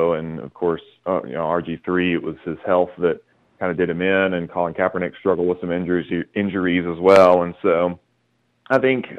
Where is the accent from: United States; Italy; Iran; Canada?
United States; Texas; moved away; because I'm originally from Texas